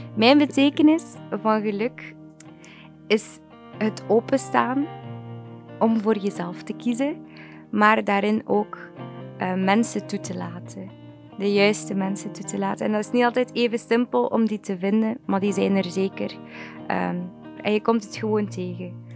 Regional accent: Wevelgem, Flanders, Belgium; ik ben 23 jaar, ik kom uit Wevelgem

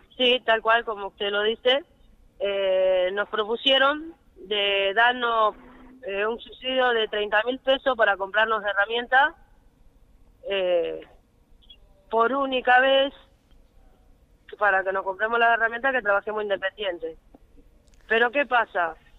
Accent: Argentina; somos argentinos también

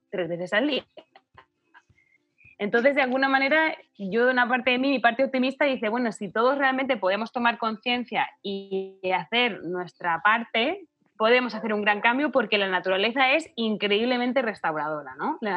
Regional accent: Chile; born there; un poco porque nacimos en Chile, ¿no?

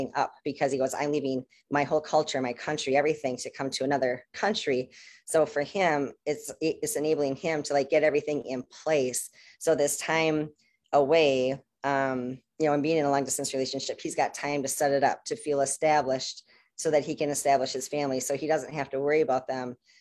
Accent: United States; I'm American

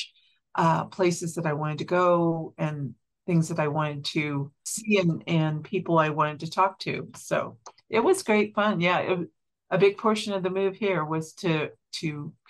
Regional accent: Kansas, United States; moved away as an adult; now in Montana, United States; we were born and raised in Kansas

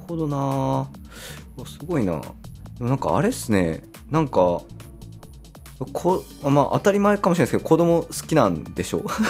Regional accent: Kasuga, Fukuoka, Japan; 出身が春日なんで

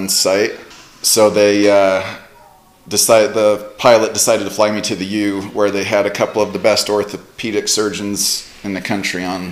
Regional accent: Centerville, Utah, United States; also born or lived in Texas / Bullfrog, Utah / Lehi, Utah; I was born in Centerville, Utah, and I grew up with three siblings

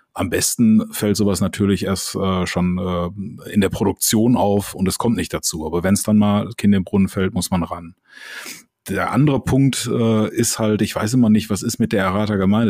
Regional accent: Düsseldorf, North Rhine-Westphalia, Germany

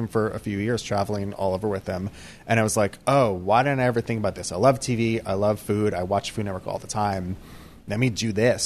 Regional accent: Westchester, New York, United States; also born or lived in Brooklyn, New York; I lived in New York my entire life. Born in Brooklyn, grew up in Westchester, went to NYU.

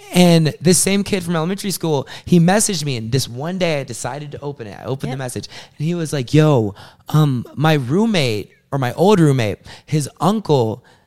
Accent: South Carolina, United States; moved away as an adult; also born or lived in Atlanta, Georgia; now in Long Island, United States; I'm an artist, born in Atlanta, grew up in South Carolina

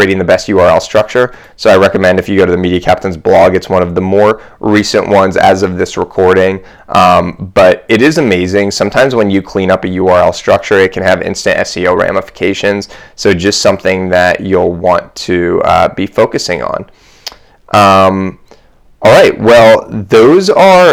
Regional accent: Columbus, Ohio, United States; I grew up in Columbus, but my family grew up in New York.

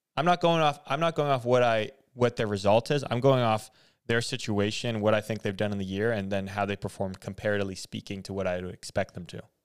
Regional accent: Canada; as a Canadian

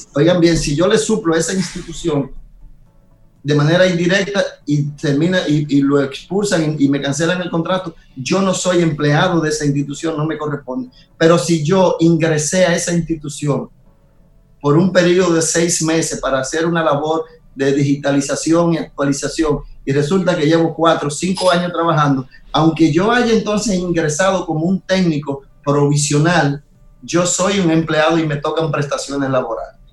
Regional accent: Nagua, María Trinidad Sánchez, Dominican Republic; mi pueblo Nagua

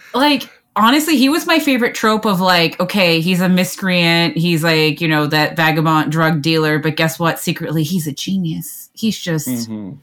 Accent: Canada; I'm Canadian

